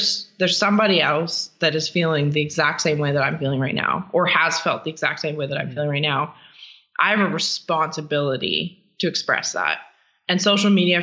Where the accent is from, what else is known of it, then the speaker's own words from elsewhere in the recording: Canada; I'm a terrible Canadian